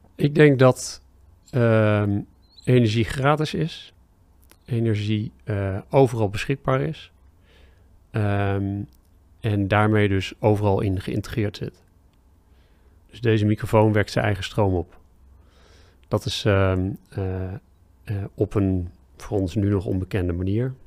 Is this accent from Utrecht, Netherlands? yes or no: yes; Driebergen, Utrecht, Netherlands; ik kom uit Driebergse.